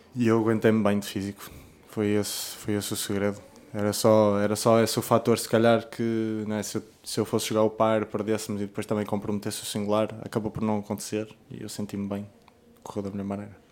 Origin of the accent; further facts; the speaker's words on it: Portugal; como português